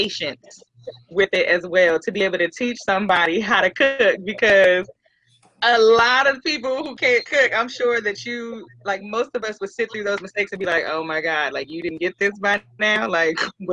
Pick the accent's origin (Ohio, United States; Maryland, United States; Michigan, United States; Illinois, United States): Maryland, United States; also born or lived in Florida; I was born and raised here in Maryland.